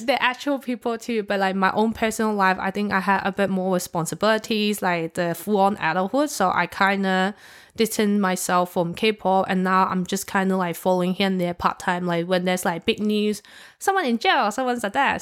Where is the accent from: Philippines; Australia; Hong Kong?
Hong Kong; I'm from Hong Kong